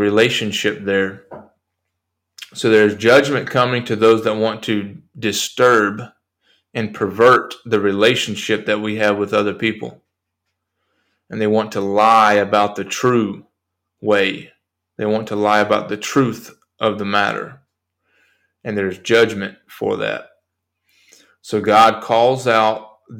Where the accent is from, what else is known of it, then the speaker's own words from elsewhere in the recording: United States; I am an American